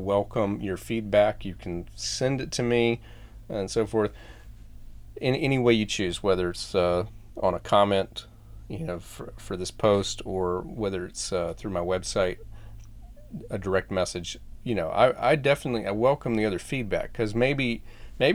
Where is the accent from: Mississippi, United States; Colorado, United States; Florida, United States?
Florida, United States; When I was growing up in Florida, we had a fish pond